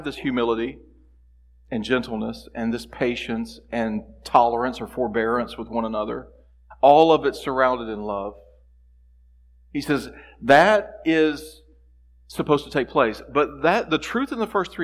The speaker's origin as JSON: {"language": "English", "country": "United States", "said": "as American Christians"}